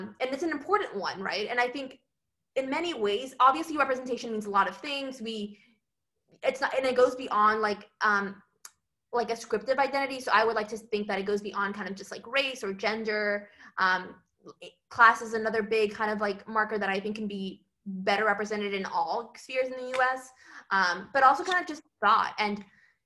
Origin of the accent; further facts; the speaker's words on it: Los Angeles, California, United States; moved away as an adult; I hail from East LA, which is like a really homogeneous society